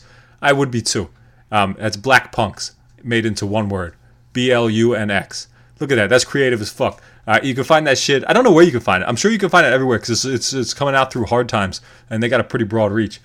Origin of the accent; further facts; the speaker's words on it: York, Pennsylvania, United States; York, Pennsylvania, my hometown